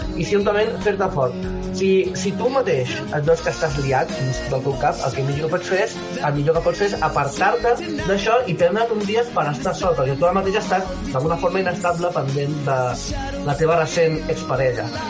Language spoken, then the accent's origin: Catalan; Catalonia, Spain; soc català